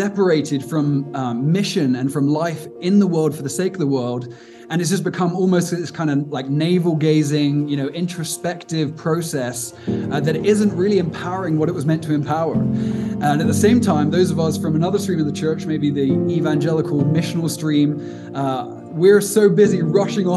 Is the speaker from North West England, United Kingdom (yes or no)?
no; Cornwall, South West England, United Kingdom; also born or lived in Aberdeen, Scotland; now in Cape Town, South Africa; I'm from the southwest of England, a little place called Cornwall, which is beautiful